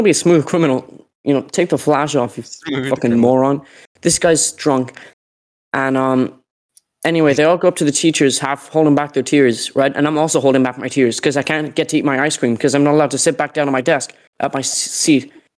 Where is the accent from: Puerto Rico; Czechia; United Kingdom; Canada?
United Kingdom; Derry, Northern Ireland; accent: Derry; Like, I'm from Derry, I have a Derry accent, I'm a, you know, anyway.